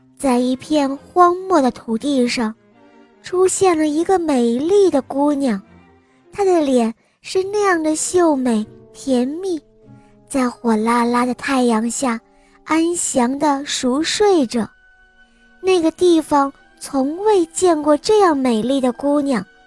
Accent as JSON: {"language": "Chinese", "region": "Sichuan", "country": "China", "said": "我来自四川"}